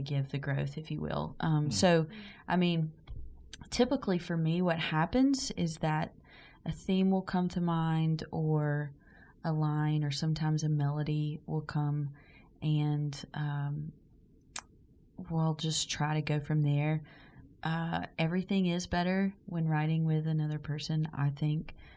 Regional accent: McCalla, Alabama, United States; also born or lived in Birmingham, Alabama; I am from McCalla, Alabama. It's about 35 to 40 minutes outside of Birmingham. And um, I graduated high school, though, in Birmingham

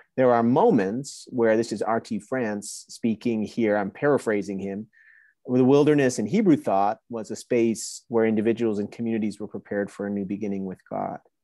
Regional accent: New Jersey, United States; now in Waco, United States; I was born and raised in New Jersey, but had a Honduran family

